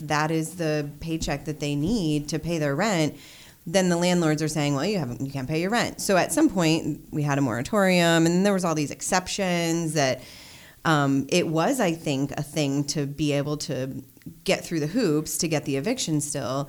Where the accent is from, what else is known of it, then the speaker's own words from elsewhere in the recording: Omaha, Nebraska, United States; I'm from Omaha